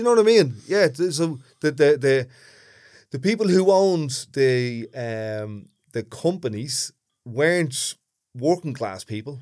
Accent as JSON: {"language": "English", "town": "Dublin", "region": "Leinster", "country": "Ireland", "accent": "big thick Dublin"}